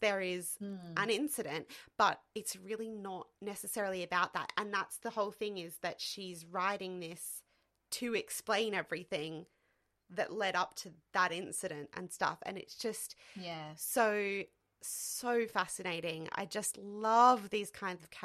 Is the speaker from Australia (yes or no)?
yes; Australia; now in United Kingdom; I'm an Aussie in the UK